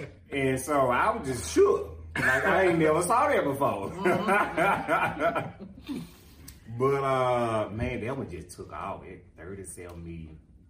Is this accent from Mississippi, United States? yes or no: yes; Florida, Mississippi, United States; Born and raised. I'm from Florida, Mississippi.